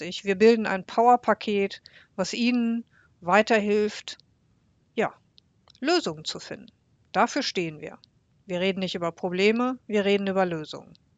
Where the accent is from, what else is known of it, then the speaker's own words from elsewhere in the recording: Bocholt, North Rhine-Westphalia, Germany; Bocholt, meine Heimatstadt